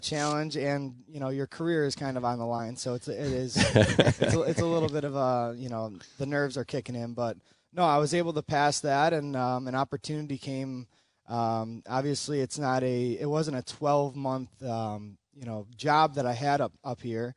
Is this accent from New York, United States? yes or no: yes; Buffalo, New York, United States; I'm actually a local guy. I grew up in Buffalo here.